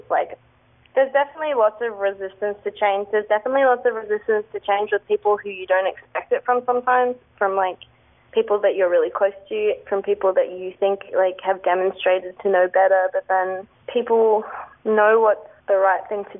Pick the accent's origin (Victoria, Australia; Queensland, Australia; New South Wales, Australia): New South Wales, Australia; Sydney; now in Melbourne, Australia; I'm not originally from Melbourne, I'm from Sydney